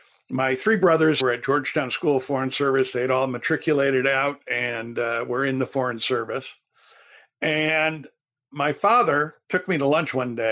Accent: Turkey; also born or lived in Thailand; You know, I grew up in Turkey and Thailand. I didn't grow up in Illinois.

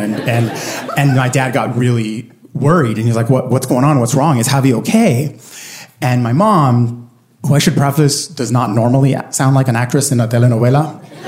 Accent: Puerto Rico; I grew up in Puerto Rico, and my parents are both born and raised on the island

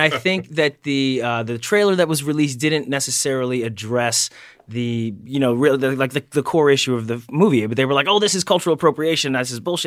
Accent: Delaware, United States; I'm from Delaware

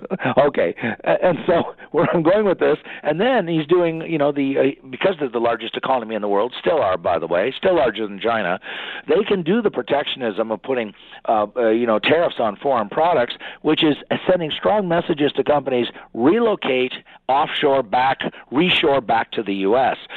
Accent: Ottawa, Ontario, Canada; I'm from Ottawa, of course.

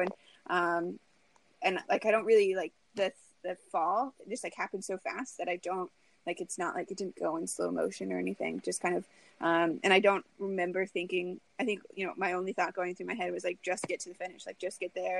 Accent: Lincoln, Nebraska, United States; I really want to run my hometown marathon. I've ran the Lincoln Half Marathon every year since I've graduated college.

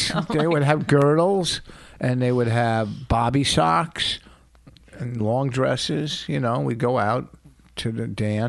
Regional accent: Plainfield, New Jersey, United States; growing up in Playfield

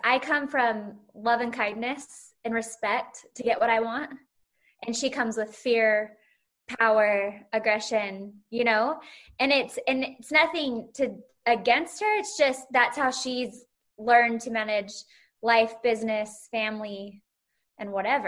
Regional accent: Salt Lake City, Utah, United States; my hometown is now on the map of the Bravo world.

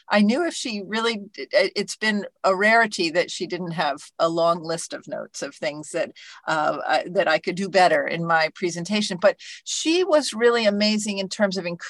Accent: Alexandria, Virginia, United States; I'm sitting not very far from where I grew up in Alexandria, Virginia.

